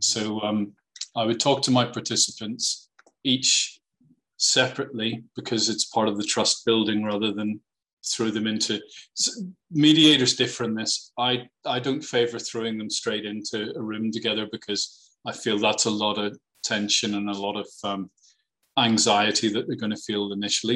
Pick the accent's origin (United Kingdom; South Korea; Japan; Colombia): United Kingdom; Northern Ireland; I grew up in Northern Ireland